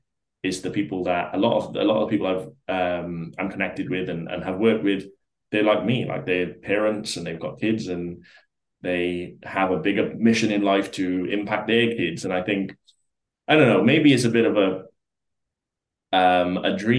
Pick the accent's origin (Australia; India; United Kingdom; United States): United Kingdom; South Wales; Like we lived in like just a small town, like so I'm like from South Wales, lived in the valleys, like a small town